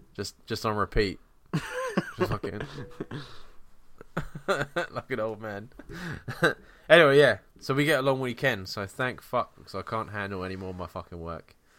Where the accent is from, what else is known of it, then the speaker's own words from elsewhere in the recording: England, United Kingdom; we're English